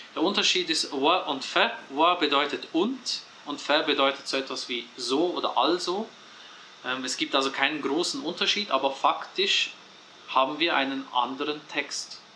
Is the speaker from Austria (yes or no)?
no; Switzerland; in der Schweiz geboren und aufgewachsen